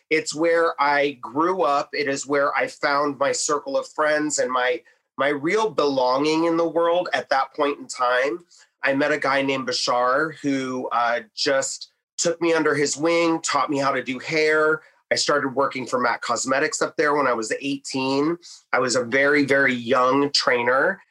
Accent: New Mexico, United States; born there; now in Detroit, United States; originally from, I was born in New Mexico. Uh, my mother left New Mexico, went to Colorado, and then I think Ohio was next because I have a great aunt that lives there.

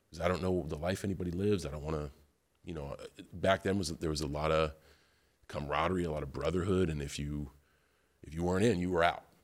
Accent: West Newbury, Massachusetts, United States; growing up in West Newbury, Massachusetts

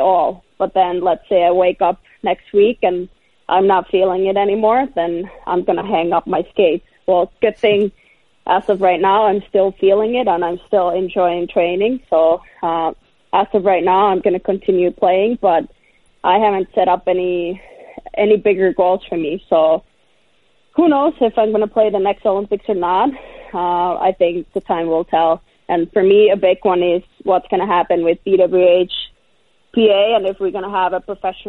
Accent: Finland; in Finland, in my hometown.

